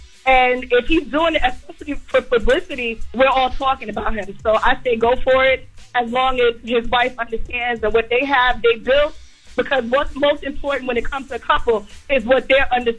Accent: New York, United States; now in Savannah, United States; We're from New York, but we just relocated to Savannah.

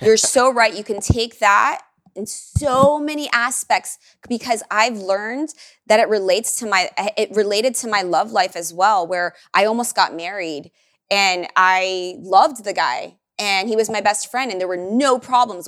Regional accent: Miami, Florida, United States; moved away as an adult; now in Austin, United States; I didn't grow up with queso, by the way. I'm from Miami

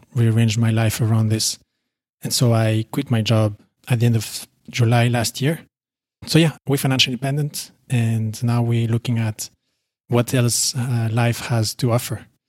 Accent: Belgium; moved away as an adult; also born or lived in United Arab Emirates; now in Poland; I'm originally from Belgium, as you said, and I recently moved to Poland with my wife

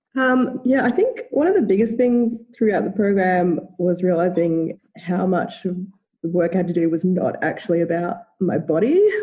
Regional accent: Australia; accent: Australian; as you can probably tell by my accent, live in Australia

